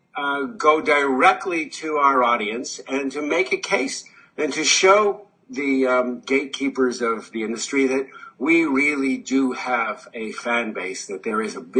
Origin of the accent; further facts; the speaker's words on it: Canada; I'm Canadian